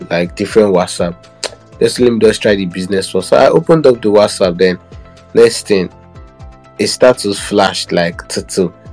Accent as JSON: {"language": "English", "region": "Abia", "country": "Nigeria", "said": "I'm from Abia State"}